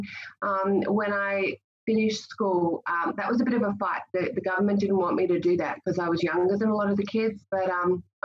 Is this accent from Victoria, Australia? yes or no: no; Sydney, New South Wales, Australia; also born or lived in North Shore, Sydney / Central Coast / Blue Mountains; I grew up in the Eastern Suburbs